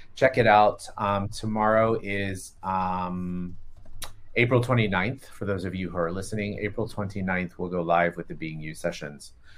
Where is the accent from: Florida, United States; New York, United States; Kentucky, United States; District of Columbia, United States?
Florida, United States; I grew up in Florida, which is the quasi-South